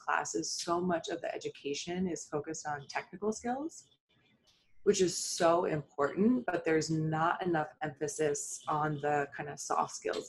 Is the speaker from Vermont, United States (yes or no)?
no; Maryland, United States; I grew up in Maryland.